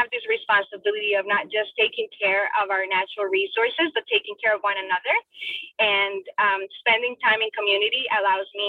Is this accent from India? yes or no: no; Bogotá, Colombia; English is a second language; also born or lived in Florida, United States; now in United States; I was born and raised in Bogota, Colombia